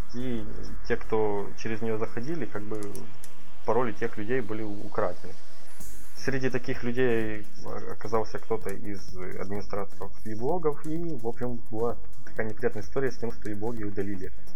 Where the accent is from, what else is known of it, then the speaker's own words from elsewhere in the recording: Ukraine; я как человек из Украины